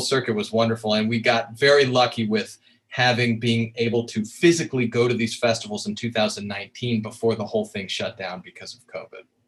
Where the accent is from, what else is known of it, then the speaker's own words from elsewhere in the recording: Colorado, United States; I grew up in Colorado